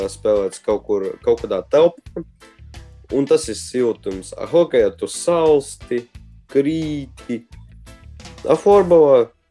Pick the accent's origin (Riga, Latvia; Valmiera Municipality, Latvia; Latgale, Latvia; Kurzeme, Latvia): Riga, Latvia; es esmu no Rīgas eh, Torņaka uh, rajonas